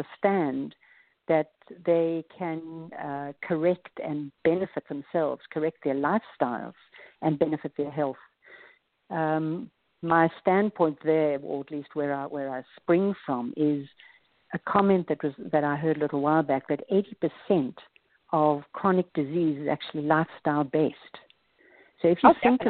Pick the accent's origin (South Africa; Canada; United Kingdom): South Africa; moved away as an adult; now in United States; As you can hear from my accent, I'm from South Africa